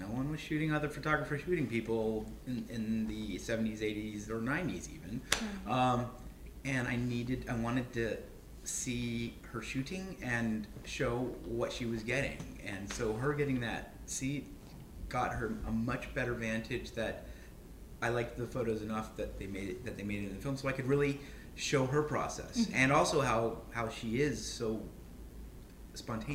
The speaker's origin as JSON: {"language": "English", "region": "the South", "country": "United States", "tie": "born or raised there", "moved": "yes", "said": "I grew up in the South"}